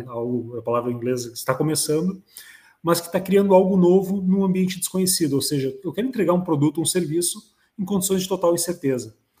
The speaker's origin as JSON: {"language": "Portuguese", "area": "Vales region", "region": "Rio Grande do Sul", "country": "Brazil", "tie": "born or raised there", "said": "aqui na região dos Vales, né, onde também estou inserido, né? Local onde nasci, me criei"}